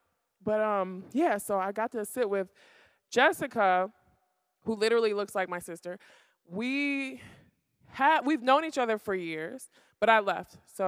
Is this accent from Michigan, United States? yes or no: yes; Detroit, Michigan, United States; now in Brooklyn, United States; I'm a girl from Detroit, Michigan, and I moved to Brooklyn, New York, 2005.